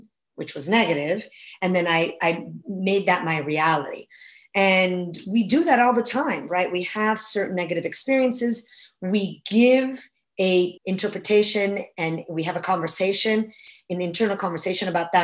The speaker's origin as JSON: {"language": "English", "town": "Florence", "region": "Tuscany", "country": "Italy", "tie": "born or raised there", "moved": "as an adult", "lives_now": "United States", "said": "I was born and raised in Florence, Italy"}